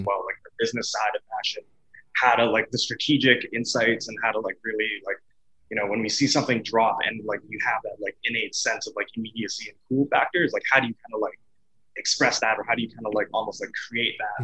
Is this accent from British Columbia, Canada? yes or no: no; Edmonton, Alberta, Canada; I'm from, born and raised Edmonton, Alberta, Canada